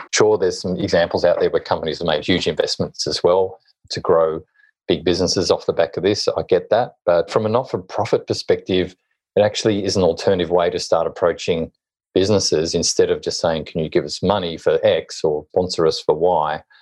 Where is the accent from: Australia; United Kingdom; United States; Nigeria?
Australia; Hobart, Tasmania; moved away as an adult; also born or lived in Sydney; I was born and bred in Hobart, Tasmania